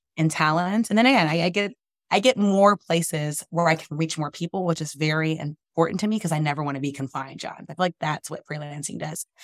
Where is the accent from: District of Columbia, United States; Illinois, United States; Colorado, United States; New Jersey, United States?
District of Columbia, United States; Washington; growing up in Washington, D C, our nation's capital